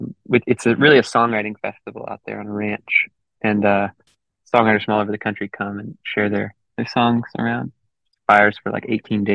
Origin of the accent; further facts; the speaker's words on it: Houston, Texas, United States; moved away as an adult; also born or lived in Wimberley, Texas / Berkeley, California; I was born in Houston, and then I moved to a small town called Wimberley when I was 11 years old and spent my teenage years in Wimberley, Texas.